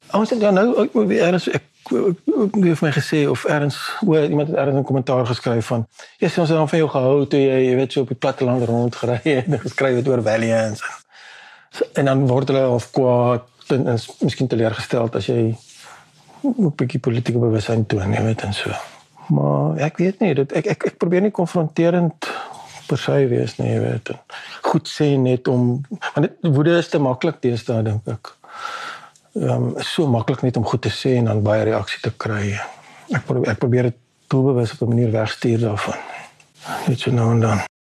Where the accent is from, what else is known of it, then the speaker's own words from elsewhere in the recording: South Africa; ek is Afrikaner, jy weet, dis dis wie ek is